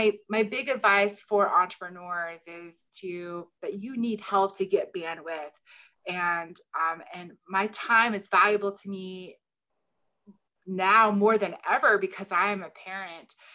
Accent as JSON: {"language": "English", "town": "Shelbyville", "region": "Illinois", "country": "United States", "tie": "born or raised there", "also_born_or_lived": "New York City", "said": "Shelbyville, Illinois, my hometown"}